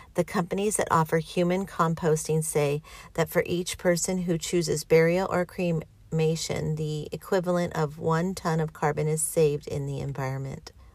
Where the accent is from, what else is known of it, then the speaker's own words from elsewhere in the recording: California, United States; I was born here. I'm a Californian